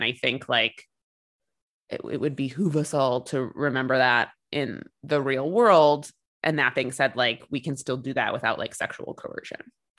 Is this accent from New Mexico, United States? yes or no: no; Chicago, Illinois, United States; we're from Chicago.